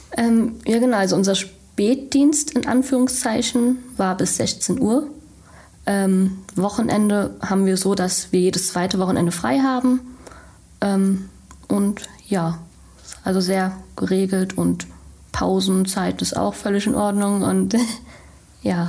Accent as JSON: {"language": "German", "town": "Frankfurt", "country": "Germany", "moved": "as an adult", "lives_now": "Bochum, Germany", "said": "komme ursprünglich aus Frankfurt und lebe jetzt seit der Ausbildung in Bochum"}